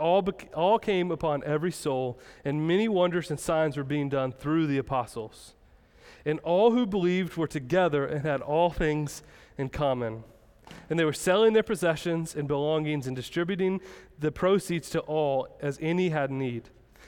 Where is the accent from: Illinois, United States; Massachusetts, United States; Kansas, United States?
Kansas, United States; I'm from Kansas and there's nothing there.